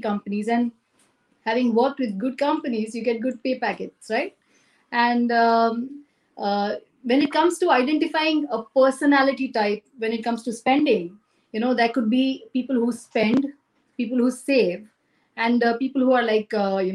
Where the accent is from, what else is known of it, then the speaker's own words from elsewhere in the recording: Chennai, Tamil Nadu, India; moved away as an adult; also born or lived in Cochin, India; now in Singapore; I was born in Cochin, brought up in Chennai